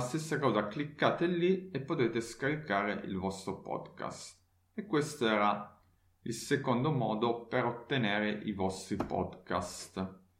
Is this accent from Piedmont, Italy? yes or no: yes; Turin, Piedmont, Italy; now in Leipzig, Germany; la mia città natale Torino